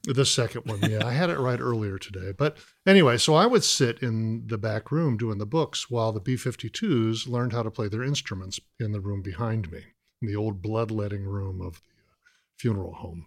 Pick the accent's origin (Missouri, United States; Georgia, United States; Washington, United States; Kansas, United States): Georgia, United States; Atlanta; also born or lived in Boston; now in Athens, United States; back home to Georgia. I'm from Atlanta